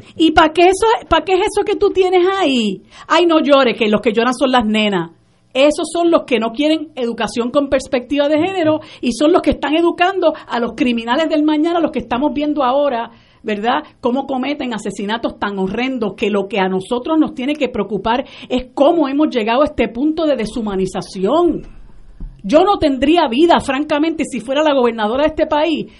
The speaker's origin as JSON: {"language": "Spanish", "country": "Puerto Rico"}